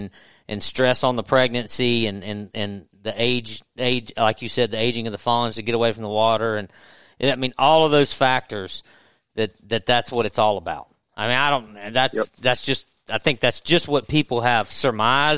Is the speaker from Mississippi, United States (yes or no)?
yes; Natchez, Mississippi, United States; I grew up in Natchez on the river